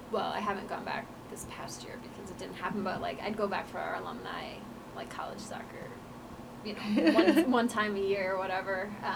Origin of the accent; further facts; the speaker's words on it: Iowa, United States; moved away; we lived, like, in Iowa, because that's all I ever really knew